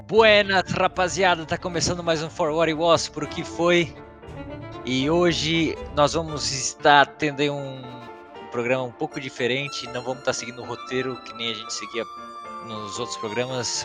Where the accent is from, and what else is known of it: Brazil; now in Germany